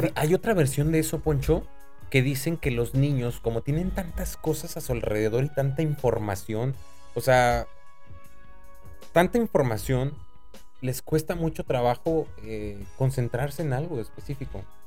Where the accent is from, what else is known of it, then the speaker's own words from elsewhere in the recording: State of Mexico, Mexico; now in Monterrey, Mexico; chilango del Estado de México, no soy chilango, soy mexiquense